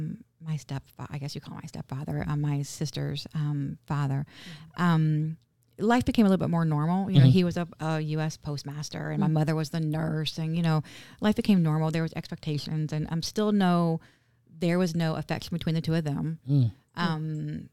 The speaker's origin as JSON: {"language": "English", "town": "Vero Beach", "region": "Florida", "country": "United States", "tie": "born or raised there", "also_born_or_lived": "Winter Park", "said": "Well, so we were raised in Vero."}